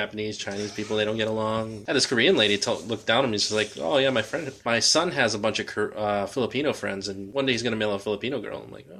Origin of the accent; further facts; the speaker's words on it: Michoacán, Mexico; they pull us out of the van because we're from Michoacan, and it's like big-time drug-dealing community.